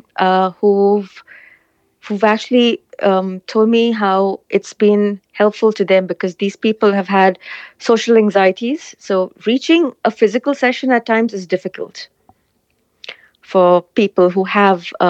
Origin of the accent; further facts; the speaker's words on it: India; moved away; I come from India, so my support is back home in India.